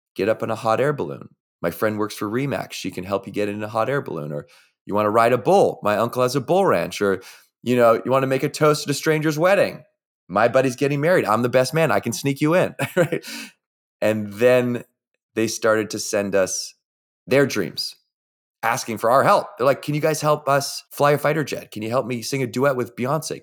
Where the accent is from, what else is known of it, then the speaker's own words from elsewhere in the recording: Victoria, British Columbia, Canada; I was, uh, growing up in Victoria, B C